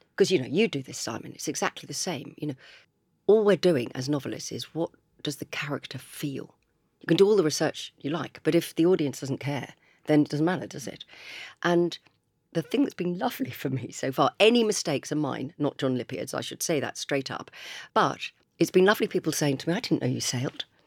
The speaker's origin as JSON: {"language": "English", "town": "Chichester", "region": "South East England", "country": "United Kingdom", "tie": "born or raised there", "said": "I grew up in Chichester, I live in Chichester."}